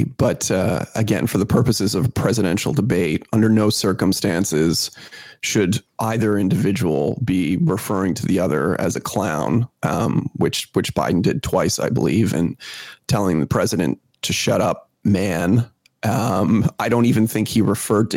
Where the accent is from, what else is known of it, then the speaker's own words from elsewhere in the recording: Canada; as a Canadian